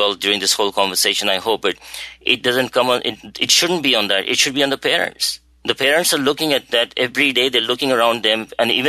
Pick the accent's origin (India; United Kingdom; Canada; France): India; moved away as an adult; now in United States; I've been now in the United States since I came here in 1985 from India